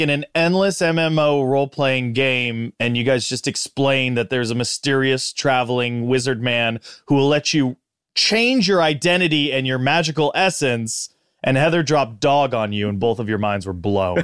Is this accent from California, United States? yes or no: yes; Big Bear City, California, United States; I grew up in Big Bear City, California